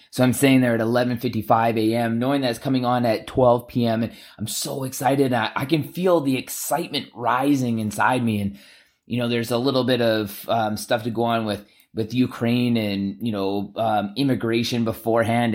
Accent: Canada

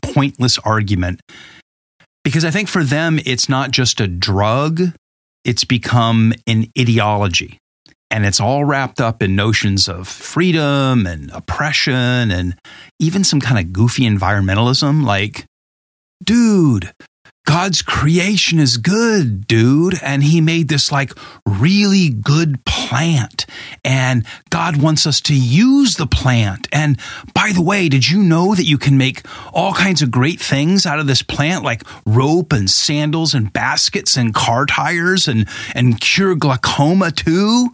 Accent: Southern California, United States; moved away as an adult; also born or lived in Boulder, Colorado; I grew up in Southern California in the late seventies

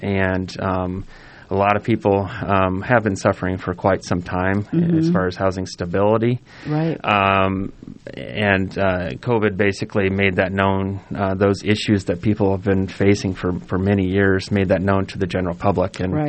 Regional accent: Omaha, Nebraska, United States; I'm born and raised in Omaha, in Nebraska. Haven't ventured out too far.

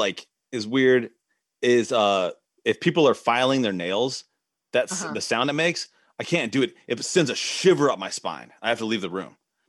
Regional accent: United States; I have Irish heritage. Obviously, I was born in the United States, but I have, you know, my ancestors are Irish.

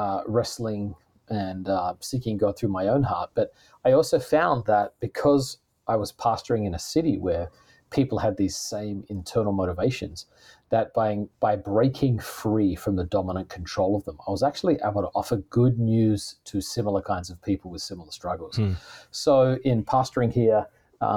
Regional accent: Australia; moved away as an adult; now in United States; I'm originally from Australia. I've been in the US for, hard to believe, 21 years now.

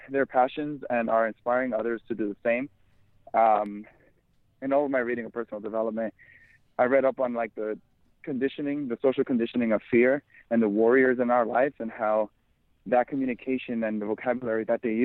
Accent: Dominican Republic; moved away; I was born in the Dominican Republic, and we weren't very well off

